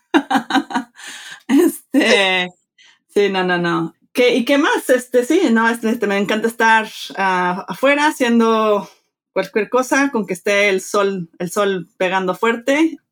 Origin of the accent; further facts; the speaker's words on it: Mexico; moved away; me crié en México, este, de padre mexicano, de madre americana, crecí bilingüe, bicultural